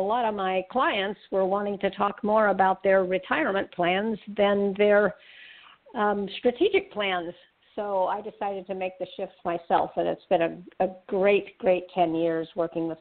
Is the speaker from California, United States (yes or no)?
yes; Berkeley, California, United States; I grew up in Berkeley, California